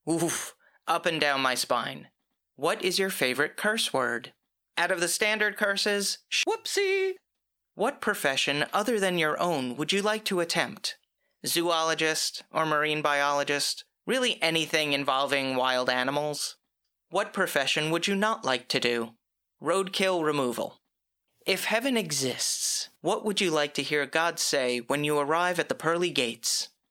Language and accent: English; the North, United States; being a Northerner